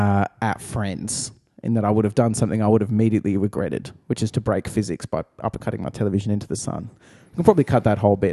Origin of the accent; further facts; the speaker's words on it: Australia; Australian, thanks.